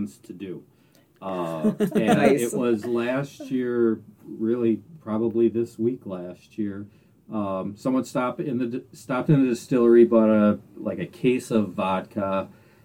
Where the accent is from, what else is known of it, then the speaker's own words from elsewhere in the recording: Southern Door County, Wisconsin, United States; I grew up in Southern Door County, around cherry orchards.